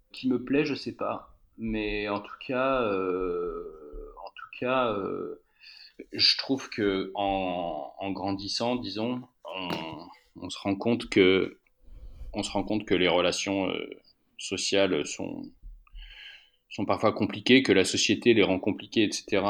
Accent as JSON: {"language": "French", "country": "France", "also_born_or_lived": "Alps", "moved": "yes", "lives_now": "Paris, France", "said": "je viens de la campagne, c'est mon, c'est mon rapport à la nature, etc. Je viens, je viens des Pyrénées"}